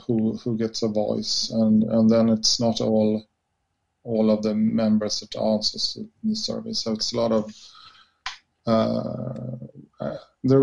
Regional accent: Sweden; we all as Swedes growing up in Sweden

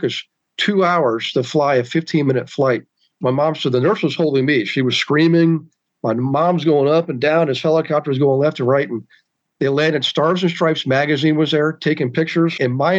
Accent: Bavaria, Germany; born there; It was in Bavaria, right on the Czechoslovakian border, in an army field clinic.

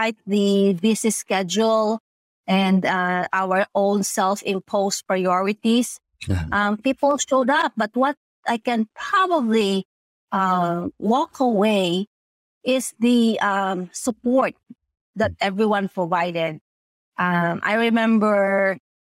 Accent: Philippines; now in United States; the values that we have as a Filipino

